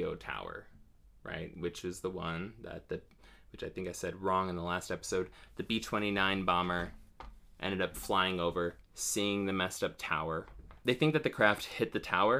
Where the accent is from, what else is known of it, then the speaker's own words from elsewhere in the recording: Ohio, United States; now in North Carolina, United States; I'm from Ohio